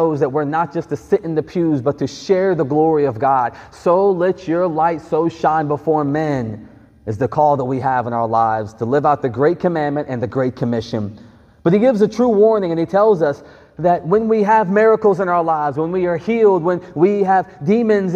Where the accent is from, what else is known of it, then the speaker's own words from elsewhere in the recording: Greenville, South Carolina, United States; I grew up in Greenville, South Carolina